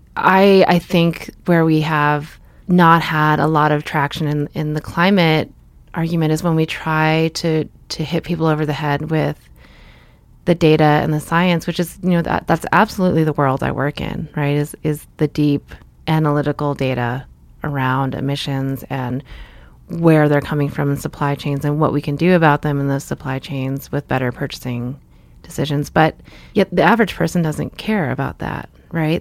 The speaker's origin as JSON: {"language": "English", "town": "Lynnfield", "region": "Massachusetts", "country": "United States", "tie": "born or raised there", "also_born_or_lived": "Marblehead, Massachusetts", "said": "mostly grew up in Linfield, Massachusetts."}